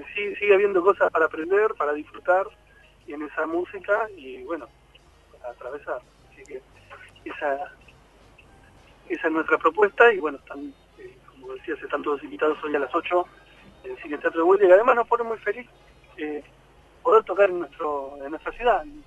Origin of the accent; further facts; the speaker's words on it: Avellaneda, Buenos Aires Province, Argentina; Nosotros somos de acá de Avellaneda